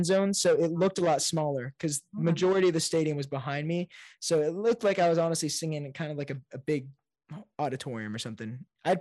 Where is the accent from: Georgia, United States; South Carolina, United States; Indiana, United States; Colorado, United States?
Indiana, United States; Fort Wayne; moved away as an adult; now in Nashville, United States; So I'm a Hoosier. I'm from Indiana. I live in Nashville now, but I grew up my whole life in Indiana.